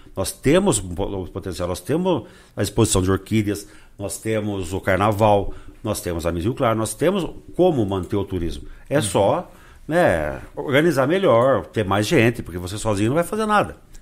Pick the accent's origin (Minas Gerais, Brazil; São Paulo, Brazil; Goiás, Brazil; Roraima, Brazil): São Paulo, Brazil; Rio Claro; nasci em Rio Claro, adoro a minha cidade